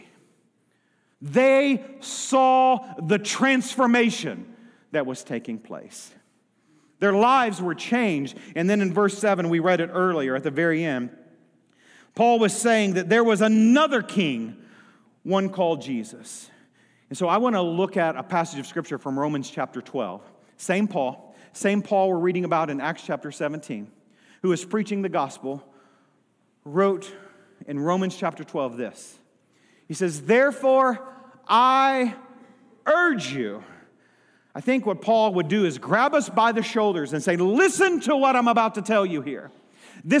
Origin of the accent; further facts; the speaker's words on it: United States; I have had the privilege to be born and raised in the United States of America.